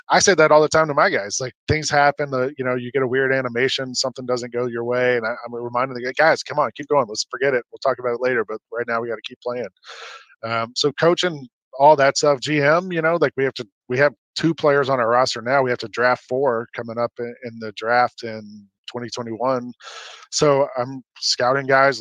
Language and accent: English; Atlanta, Georgia, United States; also born or lived in New York; now in Memphis, United States; I'm from Atlanta originally.